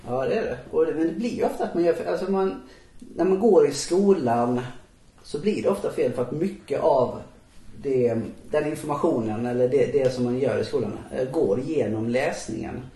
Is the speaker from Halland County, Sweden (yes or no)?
yes; Halmstad, Halland County, Sweden; moved away; när jag växte upp i Halmstad, så länge jag bodde i Halmstad